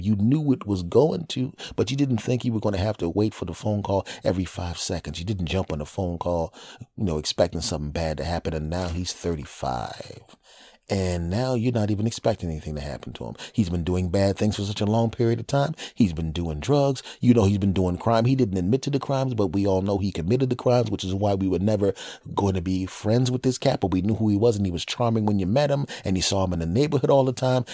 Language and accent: English; Villanova, Pennsylvania, United States; moved away; I'm back in my hometown of Villanova uh, in, in Philadelphia